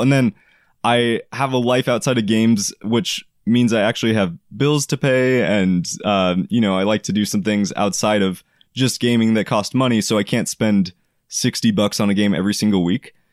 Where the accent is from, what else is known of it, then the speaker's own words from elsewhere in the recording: Oregon, United States; I am from Oregon